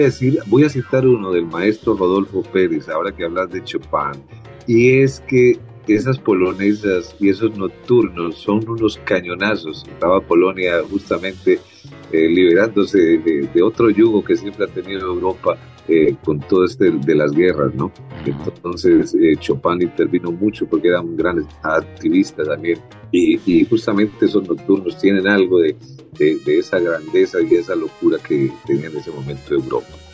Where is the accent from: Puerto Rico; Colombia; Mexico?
Colombia; uno como colombiano